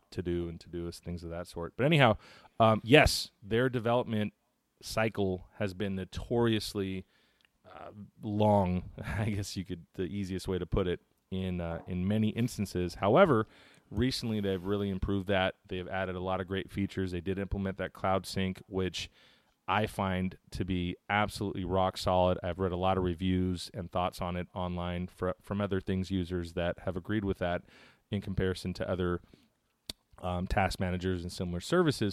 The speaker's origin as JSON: {"language": "English", "area": "the Bay Area", "region": "California", "country": "United States", "said": "I'm from the Bay Area"}